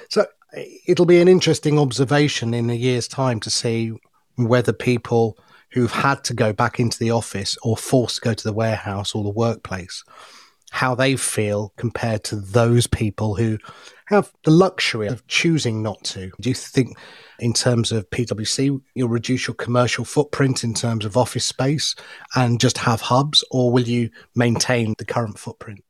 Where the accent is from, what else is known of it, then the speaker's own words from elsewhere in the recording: Loughborough, East Midlands, United Kingdom; also born or lived in India; I was the only Indian kid of a, a school of a thousand white kids at Loughborough Grammar School